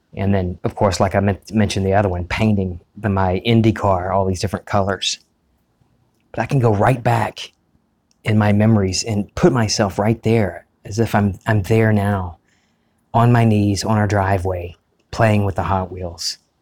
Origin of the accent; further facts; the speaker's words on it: United States; an old movie theater that we used to have here in our, my hometown, the Charles Cinema